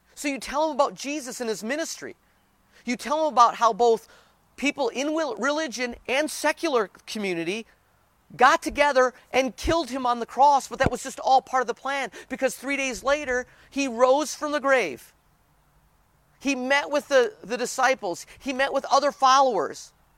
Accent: United States; our country

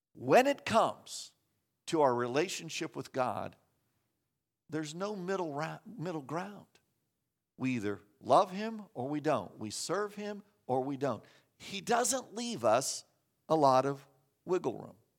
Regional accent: Kansas, United States; moved away; I grew up in Kansas

